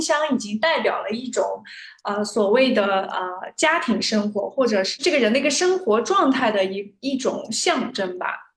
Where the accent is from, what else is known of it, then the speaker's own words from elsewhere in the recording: Xinjiang, China; 我老家是在新疆